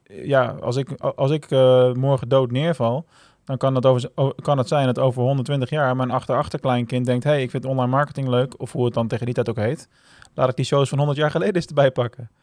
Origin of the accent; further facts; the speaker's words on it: Rotterdam, South Holland, Netherlands; Ik ben een geboren Rotterdammer